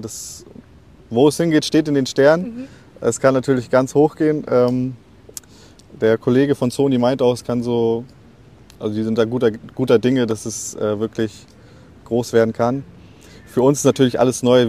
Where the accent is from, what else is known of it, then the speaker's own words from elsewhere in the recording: Lübeck, Schleswig-Holstein, Germany; wir kommen ja alle aus Lübeck